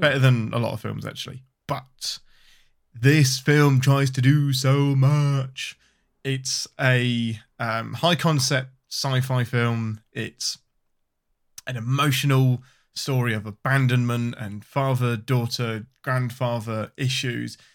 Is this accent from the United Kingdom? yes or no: yes; England, United Kingdom; I'm your Englishman